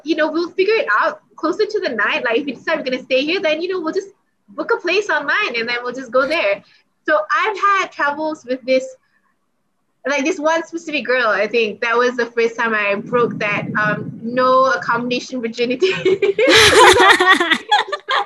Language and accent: English; Malaysia; I'm from Malaysia